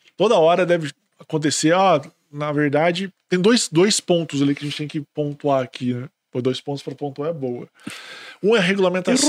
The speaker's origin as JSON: {"language": "Portuguese", "region": "Minas Gerais", "country": "Brazil", "accent": "mineiro", "said": "eu sou mineiro"}